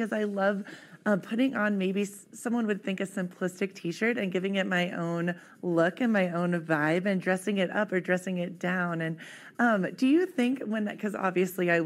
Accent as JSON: {"language": "English", "region": "Ohio", "country": "United States", "tie": "born or raised there", "moved": "yes", "said": "I was just recently back home in my hometown in Ohio"}